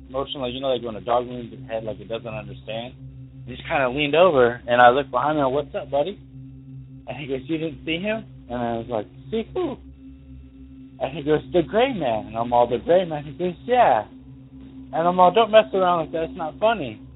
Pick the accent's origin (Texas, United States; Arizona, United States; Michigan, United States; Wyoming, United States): Wyoming, United States; Douglas; now in Springfield, United States; I'm from Douglas, Wyoming, originally